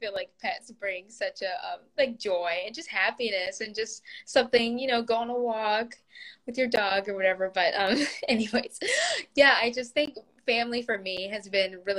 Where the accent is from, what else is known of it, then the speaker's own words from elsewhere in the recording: the South, United States; now in Los Angeles, United States; I'm from the South